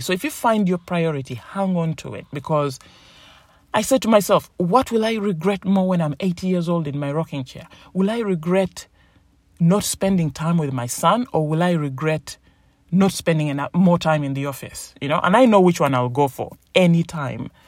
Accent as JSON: {"language": "English", "country": "Uganda", "tie": "born or raised there", "also_born_or_lived": "England", "moved": "yes", "lives_now": "United Kingdom", "said": "I was born in Uganda, a place in Africa, in East Africa, beautiful country, um, tropical weather and my family moved over to the United Kingdom, to England. And so when my mom died, I moved over as well."}